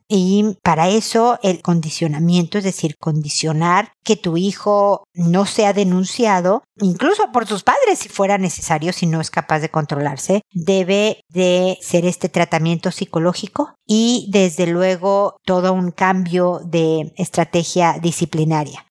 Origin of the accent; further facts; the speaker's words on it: Mexico; soy mexicana